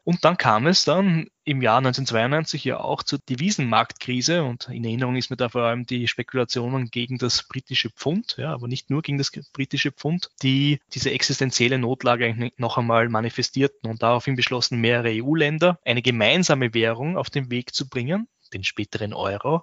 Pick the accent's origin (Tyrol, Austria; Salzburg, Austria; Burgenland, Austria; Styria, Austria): Burgenland, Austria; Southern; in meinen Ursprungsort, wo ich herkomme, also im Südburgenland